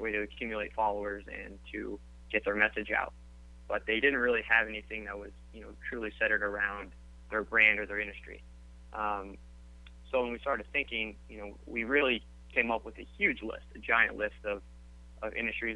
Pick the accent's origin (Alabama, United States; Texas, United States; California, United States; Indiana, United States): Indiana, United States; Indianapolis; moved away as an adult; also born or lived in Boston; we're both from Indianapolis, Indiana